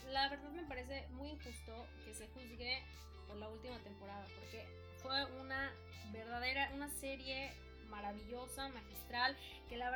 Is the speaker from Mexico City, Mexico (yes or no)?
yes; Mexico City, Mexico; yo vengo pues de la Ciudad de México, ¿verdad? Vengo de una familia pues católica, ¿no?